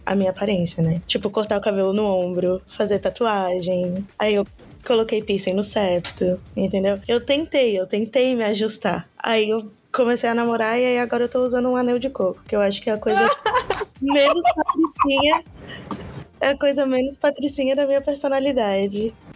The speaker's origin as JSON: {"language": "Portuguese", "town": "Florianópolis", "region": "Santa Catarina", "country": "Brazil", "tie": "born or raised there", "lives_now": "São José, Brazil", "said": "Sou de Floripa. Na verdade, moro em São José, né? Mas eu nasci em Floripa, então eu vou falar que eu sou de Florianópolis."}